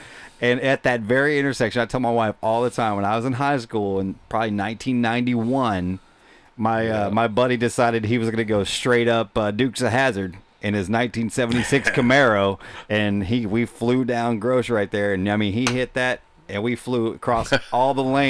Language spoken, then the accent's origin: English; Mesquite, Texas, United States; I grew up in Mesquite. Like, I went to West Mesquite High School. Like, I grew up in that area.